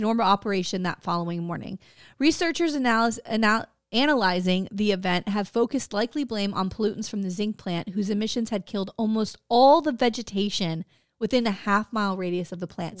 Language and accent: English; Florida, United States; we're from Florida